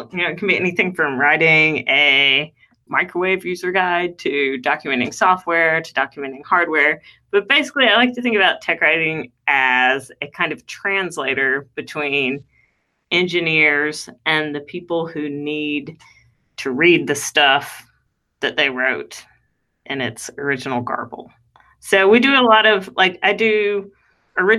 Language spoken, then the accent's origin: English; North Carolina, United States; accent: redneck; also born or lived in California / New Orleans; now in New York, United States; I am, as you can probably tell from my redneck accent, from North Carolina originally